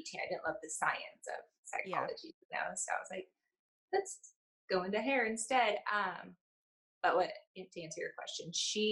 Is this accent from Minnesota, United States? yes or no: no; Huntington Beach, California, United States; born and raised in Huntington.